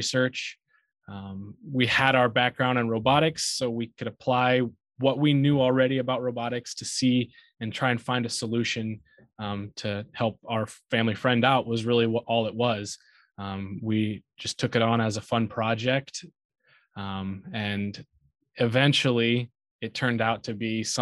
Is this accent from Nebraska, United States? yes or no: yes; Aurora, Nebraska, United States; I grew up in Aurora, Nebraska